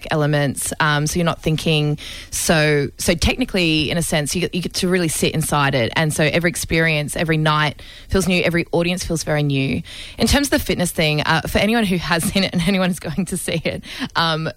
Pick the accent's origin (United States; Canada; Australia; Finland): Australia; Brisbane, Queensland; also born or lived in Sydney; actually I'm from Brisbane